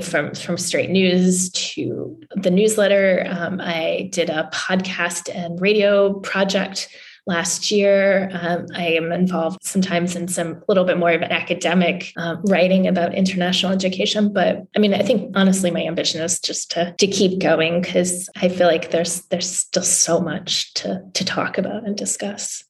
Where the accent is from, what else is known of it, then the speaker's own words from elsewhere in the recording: Newfoundland and Labrador, Canada; also born or lived in New England; now in Washington, DC, United States; I grew up in Canada in a, a, little province in far eastern Canada called Newfoundland